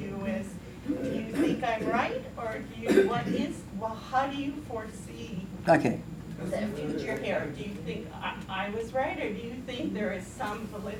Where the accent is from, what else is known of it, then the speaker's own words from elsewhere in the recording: United States; as an American